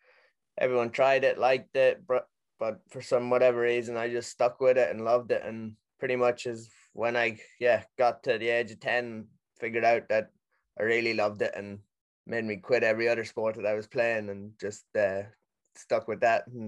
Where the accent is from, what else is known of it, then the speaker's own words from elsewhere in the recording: Sligo, Connacht, Ireland; Pretty much I'm from Sligo in Ireland. Growing up here my whole life